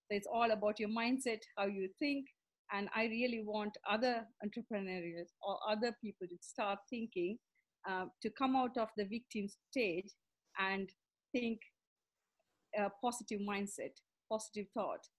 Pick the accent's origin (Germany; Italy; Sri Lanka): Sri Lanka; also born or lived in India; now in London, United Kingdom; I live in London. I'm originally from Sri Lanka. And um, so, to give a background of my story, I grew up in Sri Lanka.